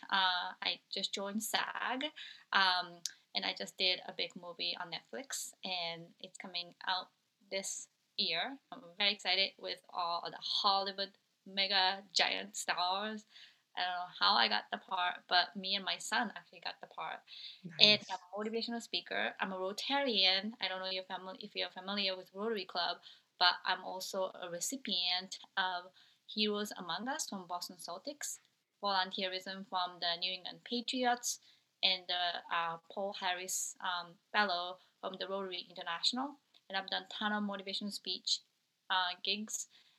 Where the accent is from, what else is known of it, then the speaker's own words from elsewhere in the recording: Japan; moved away; I'm originally from Japan